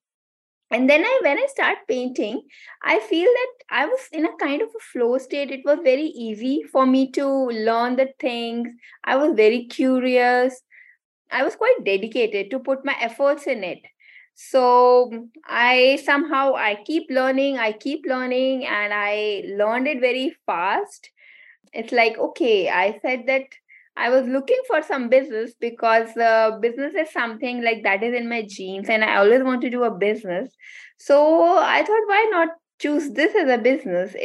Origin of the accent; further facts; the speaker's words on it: India; first language Hindi; English is a second language; moved away as an adult; also born or lived in Singapore; now in Scotland, United Kingdom; I am born and brought up in India